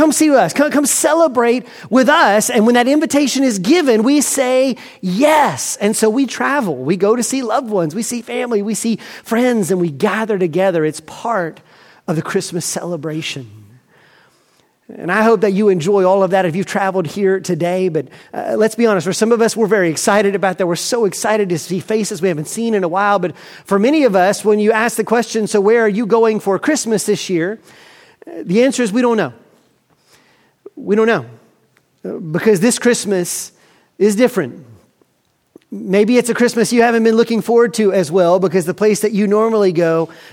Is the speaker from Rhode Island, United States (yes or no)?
no; Montgomery, Alabama, United States; I grew up in Montgomery, Alabama